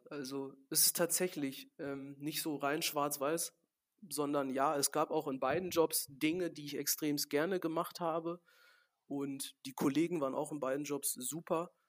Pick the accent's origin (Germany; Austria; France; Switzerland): Germany; Gladbeck, North Rhine-Westphalia; dass hier in Gladebeck, da wo wir unseren Betrieb haben, da ist halt das Elternhaus von mir, wo ich aufgewachsen bin und das meiner Großeltern direkt nebeneinander.